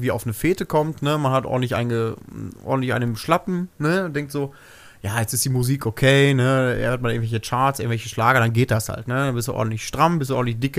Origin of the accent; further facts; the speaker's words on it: Bad Fredeburg, North Rhine-Westphalia, Germany; born there; ich bin gebürtiger Bad Fredeburger. Das heißt, ich bin noch in dem Krankenhaus, was hier vor ein paar Jahren dicht gemacht habe, noch geboren.